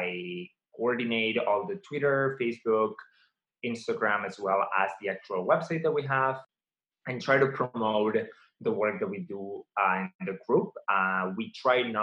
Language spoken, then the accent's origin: English; Barcelona, Catalonia, Spain; moved away as an adult; also born or lived in Massachusetts / Baltimore; now in United States; I grew up in Barcelona.